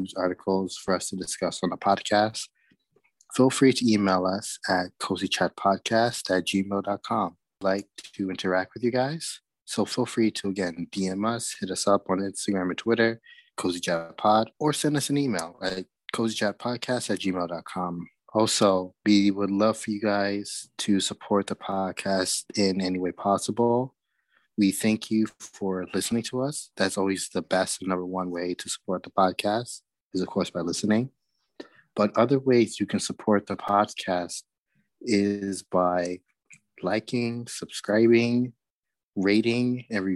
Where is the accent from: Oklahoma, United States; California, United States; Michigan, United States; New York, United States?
New York, United States; New York City; I'm from Brooklyn